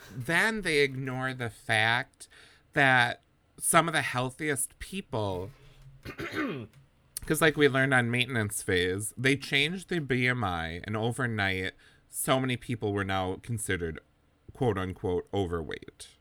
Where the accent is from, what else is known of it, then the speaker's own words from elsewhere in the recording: Wisconsin, United States; moved away; we're from Wisconsin originally, both of us